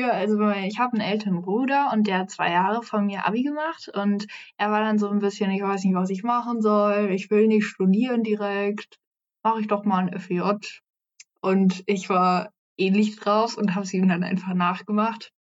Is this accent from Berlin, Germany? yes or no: no; Frankfurt am Main, Hesse, Germany; now in Hamburg, Germany; Ich komme eigentlich aus Frankfurt am Main, aber bin halt hier eben hergezogen.